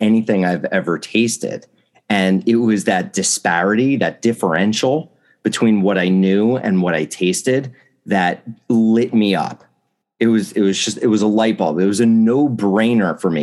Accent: New Jersey, United States; I grew up in New Jersey

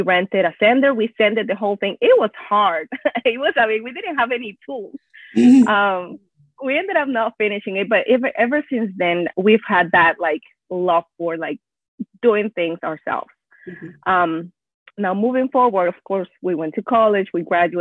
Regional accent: northern Peru, Peru; first language Spanish; English is a second language; moved away as an adult; also born or lived in Houston area, Texas; now in Houston, United States; I was born and raised in Peru, but moved here a while ago when I was 18

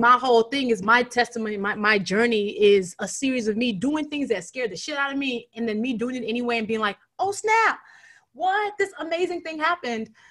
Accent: Nigeria; the Nigerian who wants to be a writer

